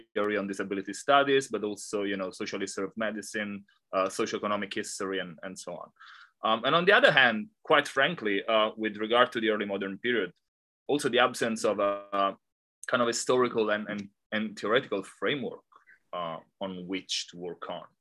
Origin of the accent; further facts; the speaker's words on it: Italy; moved away as an adult; also born or lived in Australia; now in Hong Kong; I am Italian. I completed my doctorate in Australia before moving to Hong Kong.